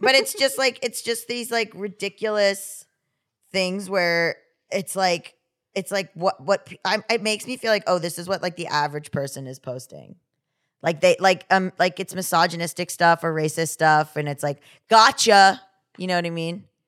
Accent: Florida, United States; I said I was from Florida

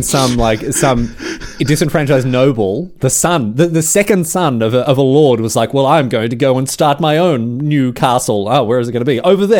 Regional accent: Australia; Yes, I'm Australian.

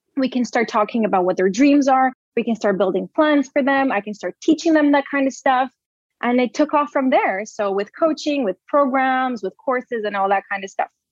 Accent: Brazil; I was born and raised in Brazil

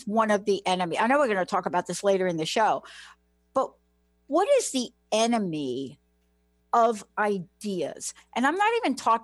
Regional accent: New York, United States; I'm from New York

